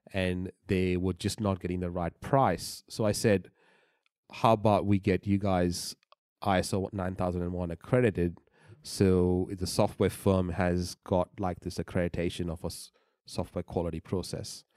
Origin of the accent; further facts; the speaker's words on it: Bahrain; moved away; I was born in the Middle East